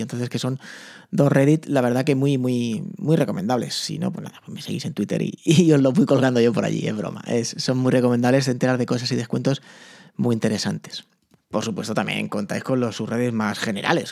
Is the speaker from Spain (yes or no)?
yes; Spain; aquí en España